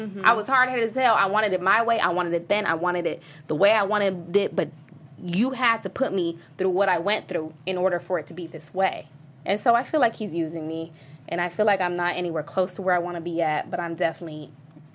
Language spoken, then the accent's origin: English; San Diego, California, United States; I'm from San Diego, a small place called La Jolla